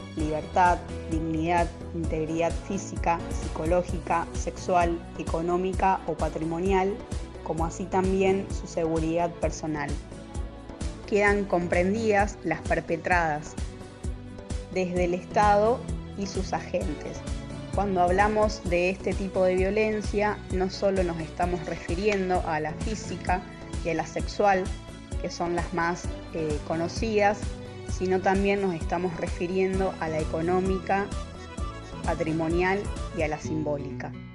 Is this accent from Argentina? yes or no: yes; Chovet, Santa Fe, Argentina; soy de Choet, un pueblo ubicado al sur de Santa Fe